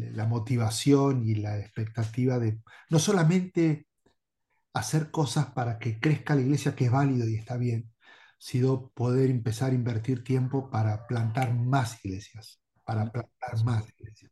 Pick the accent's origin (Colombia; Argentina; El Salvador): Argentina; Bahía Blanca, Buenos Aires Province; moved away as an adult; also born or lived in Durango, Mexico; soy argentino y hago los uruguayos y me llevo muy bien, pero soy de Argentina, de la Patagonia, Bahía Blanca. Este, allí pasé toda mi vida